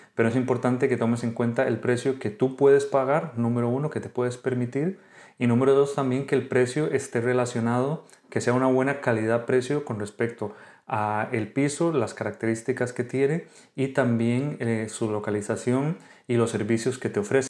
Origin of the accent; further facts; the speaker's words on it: Costa Rica; moved away as an adult; now in Spain; soy médico de Costa Rica, actualmente residente en España